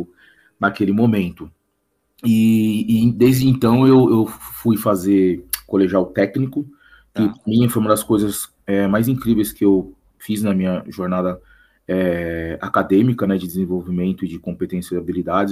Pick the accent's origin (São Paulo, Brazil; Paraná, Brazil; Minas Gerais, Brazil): São Paulo, Brazil; quitanda do bairro que eu nasci, né? Sou da Moca